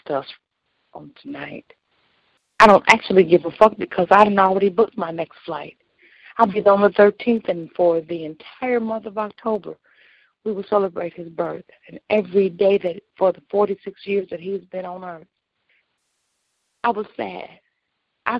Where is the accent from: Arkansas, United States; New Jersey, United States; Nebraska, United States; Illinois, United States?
Illinois, United States; I'm from Illinois.